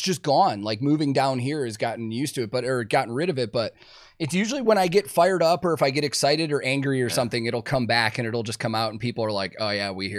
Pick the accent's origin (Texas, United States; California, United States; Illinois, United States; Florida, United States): Illinois, United States; Chicago; accent: Chicago; I grew up in Chicago, and Chicago has an interesting dialect, like, we change a lot of things. My accent has leveled out over the years